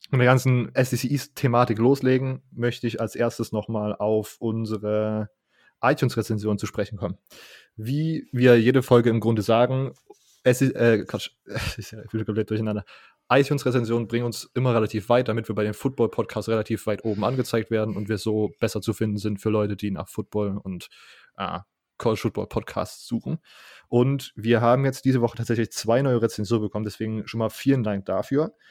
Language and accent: German; Saxony, Germany; accent: Saxon; hat mich eine, eine Kommilitonen gefragt, kommst du eigentlich aus Sachsen? Und ich so, ja. Und sie so, ah, hört man.